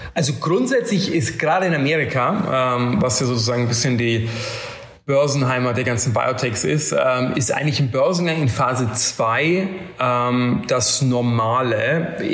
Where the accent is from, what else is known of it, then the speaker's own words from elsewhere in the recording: Bavaria, Germany; now in London, United Kingdom; ich bin übrigens in einem Dorf aufgewachsen in Bayern mit 90 Leuten